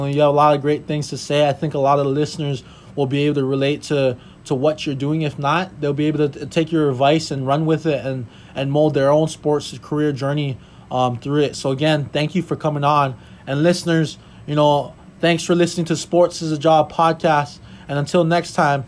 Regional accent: Hawaii, United States; moved away as an adult; now in Minnesota, United States; I was born and raised in Hawaii. I moved all the way out to Minnesota

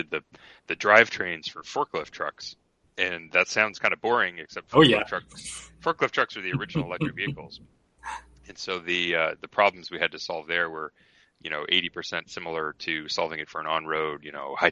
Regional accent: Toronto, Ontario, Canada; moved away as an adult; also born or lived in Ithaca, New York; now in Bay Area, United States; I grew up in Toronto, went to Cornell

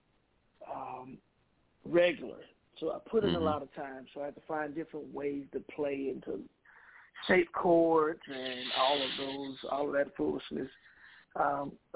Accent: Mississippi, United States; now in Milwaukee, United States; my hometown in Mississippi

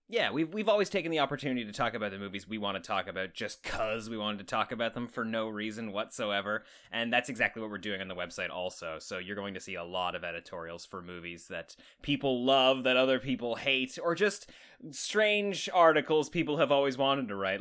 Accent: Canada; accent: Canadian

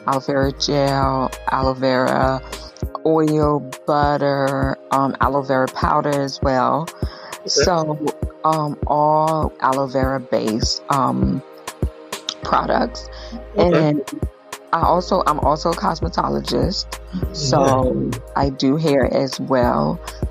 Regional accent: Israel; moved away; growing up in Israel

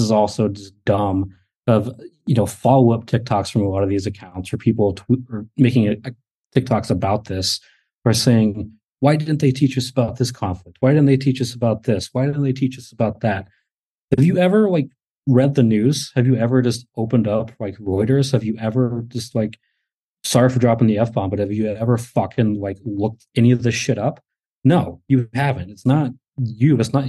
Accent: United States

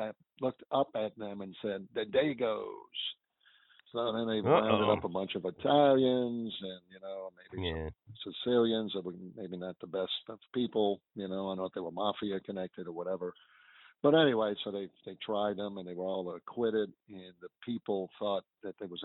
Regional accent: New Orleans, Louisiana, United States; Mid-City, which I grew up in Mid-City.

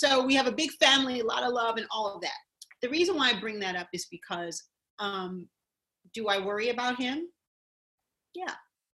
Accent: Connecticut, United States; also born or lived in Woburn, Massachusetts; I grew up in Boston, Woburn, and my dad was an air pilot in the Air Force, and Hanscom Air Force Base. We also spent time at. Then I moved to Connecticut, so I grew up in Connecticut.

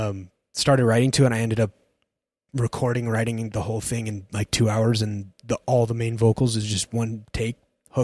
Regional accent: Utah, United States; I'm from Utah

